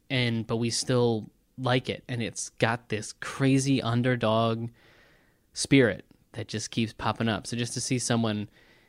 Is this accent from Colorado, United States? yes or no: no; Eastern Shore, Maryland, United States; my hometown on the Eastern Shore